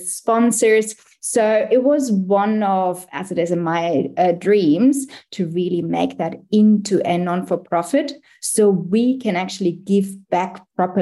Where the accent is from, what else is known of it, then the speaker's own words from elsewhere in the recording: Germany; moved away as an adult; now in Australia; I actually came to Australia in 2010 as well. I'm originally from Germany.